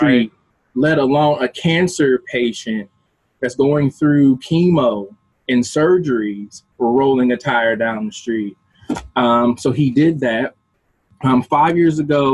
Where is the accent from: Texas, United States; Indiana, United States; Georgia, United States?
Indiana, United States; Evansville; born and raised in Evansville, Indiana